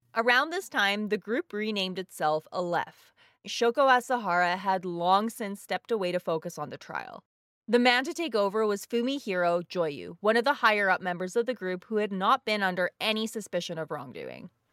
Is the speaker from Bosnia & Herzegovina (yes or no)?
yes; Bosnia & Herzegovina; moved away; my home country of Bosnia